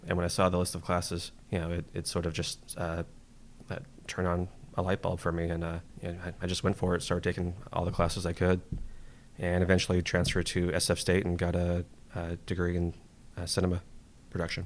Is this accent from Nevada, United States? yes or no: no; San Jose, California, United States; now in Pacifica, United States; originally f, uh, from San Jose. Uh, I do live in, uh, Pacifica now, just, uh, south of San Francisco